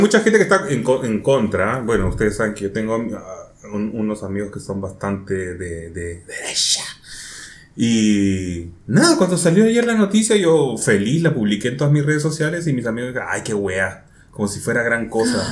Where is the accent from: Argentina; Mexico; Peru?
Peru; now in Chile; yo soy peruano y sigo medios peruanos.